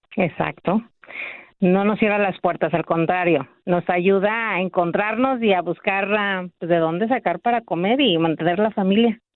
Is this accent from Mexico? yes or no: yes; Mexico City, Mexico; moved away as an adult; now in Azusa, United States; Somos de la Ciudad de México, pues dejamos familia allá